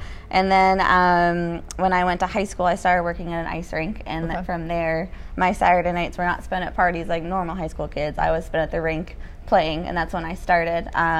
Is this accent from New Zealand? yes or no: no; Winnipeg, Manitoba, Canada; born there; I was born in Winnipeg. I was born the night the Jets were kicked out of the playoffs, so my dad still blames me.